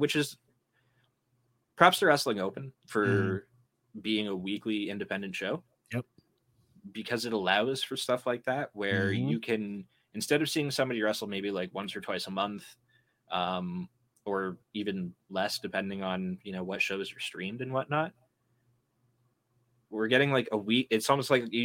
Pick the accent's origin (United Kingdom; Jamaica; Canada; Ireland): Canada; accent: Canadian; my Canadian accent